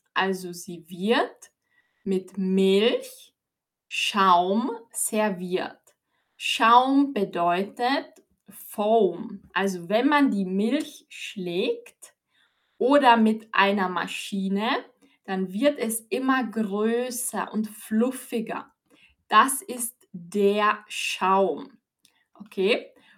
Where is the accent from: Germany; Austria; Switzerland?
Austria; ich bin aus Österreich